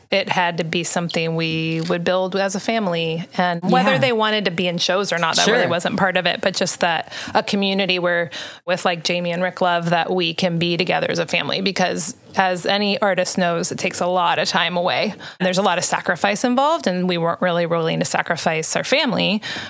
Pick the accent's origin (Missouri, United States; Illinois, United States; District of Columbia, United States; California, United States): California, United States; Half Moon Bay; I'm from Half Moon Bay.